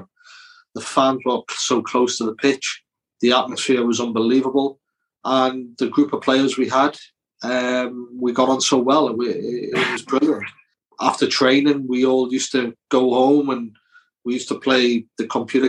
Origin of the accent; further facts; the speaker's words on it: Newcastle upon Tyne, North East England, United Kingdom; accent: Geordie; I was brought up in Newcastle